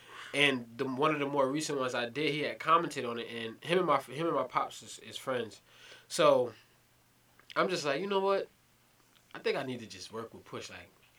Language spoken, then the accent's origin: English; New York City, New York, United States; also born or lived in California; So, as you guys may know, I'm from Brooklyn, New York. So, that's kind of one of the more prominent boroughs in New York.